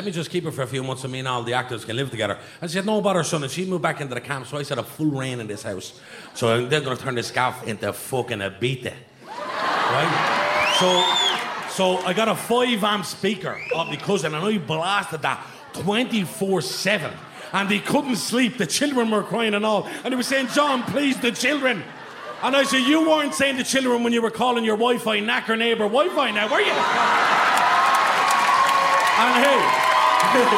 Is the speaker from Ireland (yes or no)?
yes; Dublin, Leinster, Ireland; I'm from Darndale